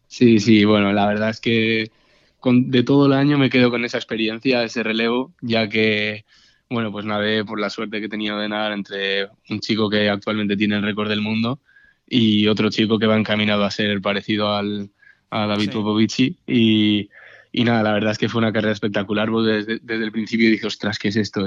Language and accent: Spanish; Castellón de la Plana, Valencian Community, Spain; estoy súper a gusto en Castellón, es mi ciudad